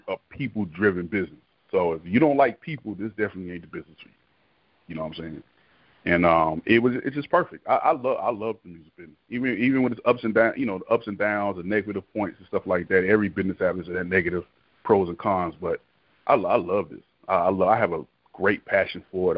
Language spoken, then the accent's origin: English; Miami, Florida, United States; moved away; I'm originally from Florida, Florida boy, but I'm um, born and raised in Miami, Florida